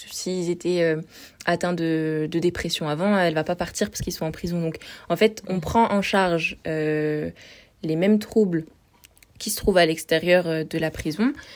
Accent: France; je viens d'un petit trou dans la montagne euh, vers la Suisse.

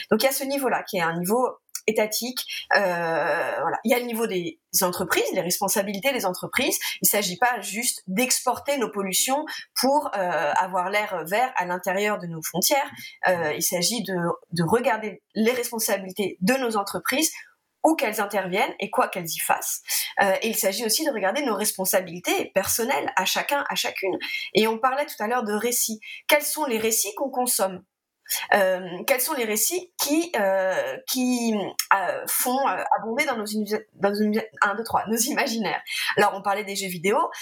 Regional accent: France; je suis française

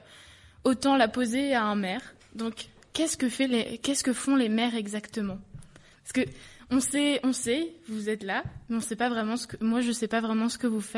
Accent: Montreal, Quebec, Canada; je viens de Montréal. J'ai 22 ans.

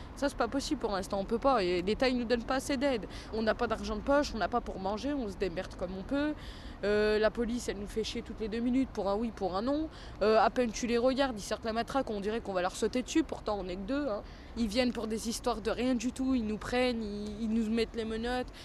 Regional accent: Vénissieux, Auvergne-Rhône-Alpes, France; also born or lived in Perrache, Lyon; now in Lyon, France; j'ai 17 ans et je suis de Vénissieux

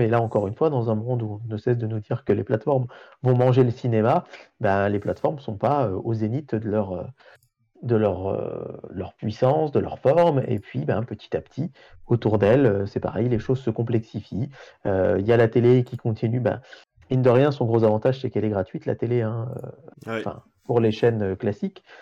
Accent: France; chez nous en France

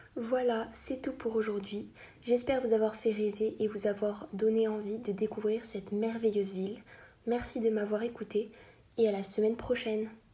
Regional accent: El Jadida, Casablanca-Settat, Morocco; J'ai passé mon enfance à El Jadida

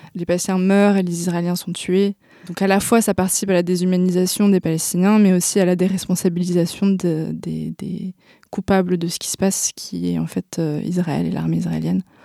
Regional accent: France; je suis euh, française

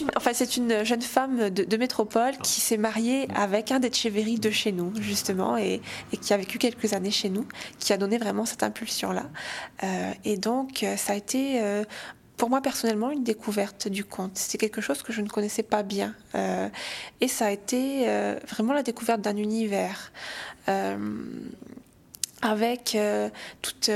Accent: St. Pierre & Miquelon

